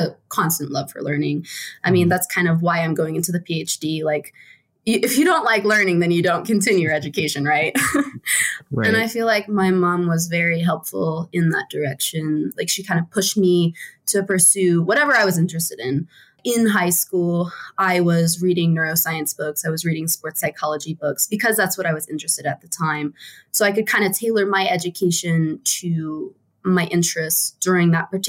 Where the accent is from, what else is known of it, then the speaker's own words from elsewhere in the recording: Maryland, United States; moved away as an adult; also born or lived in West Virginia / Pittsburgh, Pennsylvania / Annapolis, Maryland; now in Wyoming, United States; I spent most of my life in Maryland